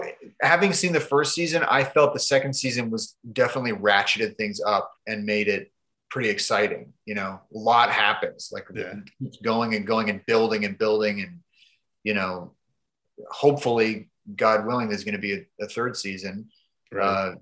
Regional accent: Canada; I'm from Canada.

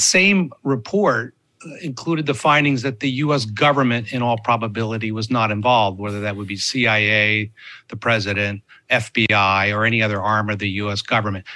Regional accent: United States; as an American

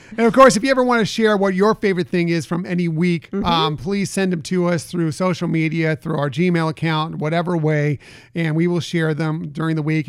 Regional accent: West Coast, United States; I grew up on the West Coast going to Disneyland

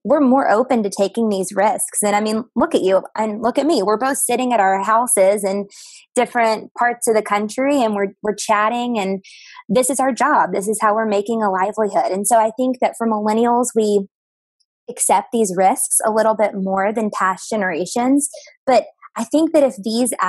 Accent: Texarkana, Texas, United States; moved away as an adult; also born or lived in New Orleans, Louisiana / Nashville, Tennessee; now in Chicago, United States; So I'm from a place called Texarkana, and it's on the border of Texas and Arkansas. So that's where I grew up

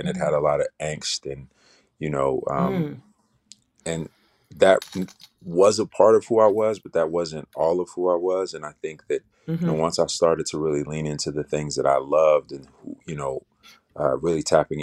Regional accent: Chicago, Illinois, United States; I'm from Chicago, you know, south side of Chicago

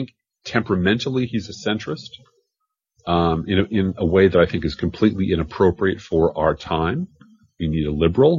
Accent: Chicago, Illinois, United States; moved away; I come from Chicago, a city where it was going to be Richie Daley, no matter what I did

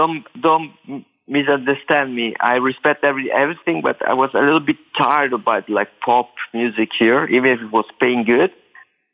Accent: Rome, Lazio, Italy; also born or lived in Naples; my family comes from Naples. I'm born and raised in Rome

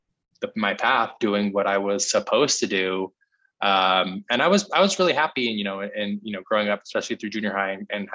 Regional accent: Salt Lake City, Utah, United States; I was raised in Salt Lake City, Utah, which has a really strong Mormon population.

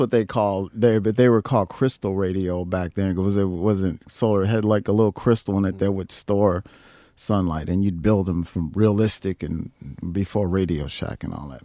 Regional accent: Chicago, Illinois, United States; also born or lived in Rock Island, Illinois / East St. Louis, Illinois; I was born in Rock Island, but I grew up in South Side, Chicago

